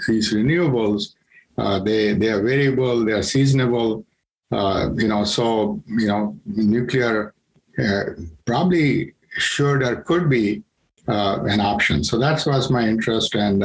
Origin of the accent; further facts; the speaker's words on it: India; moved away; I'm from India